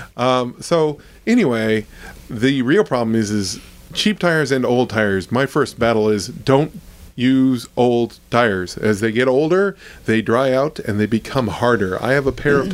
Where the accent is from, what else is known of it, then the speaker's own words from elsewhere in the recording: Ohio, United States; moved away; I went to school in Ohio State and I grew up in Ohio